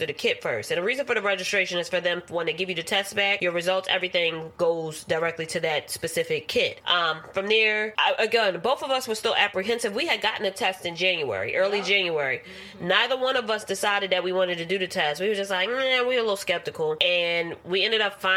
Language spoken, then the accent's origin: English; Philadelphia, Pennsylvania, United States; I'm from Philadelphia